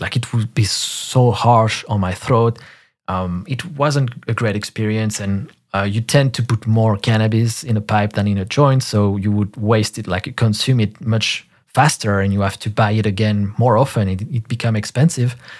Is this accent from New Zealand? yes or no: no; France; in parks in my hometown in France